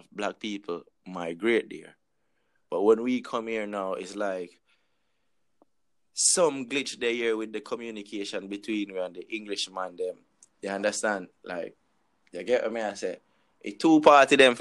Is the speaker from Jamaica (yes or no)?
yes; Jamaica; I'm Jamaican